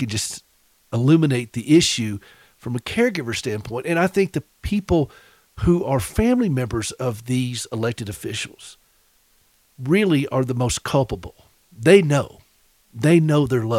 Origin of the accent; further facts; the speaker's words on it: South Carolina, United States; also born or lived in Nashville; now in Montana, United States; I'm from South Carolina